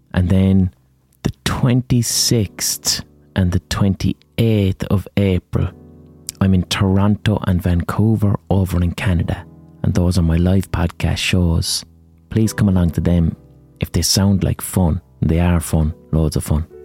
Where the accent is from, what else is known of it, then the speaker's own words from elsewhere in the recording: Ireland; I'm Irish, right? So that means as an Irish person